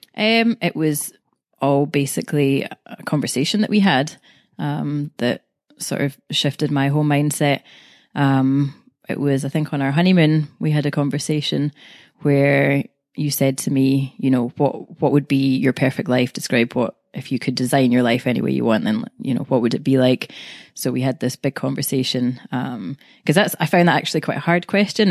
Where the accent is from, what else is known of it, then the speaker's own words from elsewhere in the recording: Glasgow, Scotland, United Kingdom; I'm from Glasgow, Scotland.